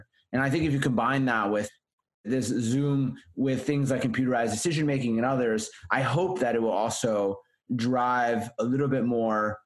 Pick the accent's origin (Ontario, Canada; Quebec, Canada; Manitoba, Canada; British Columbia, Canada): Manitoba, Canada; Winnipeg; moved away; in Winnipeg, in my hometown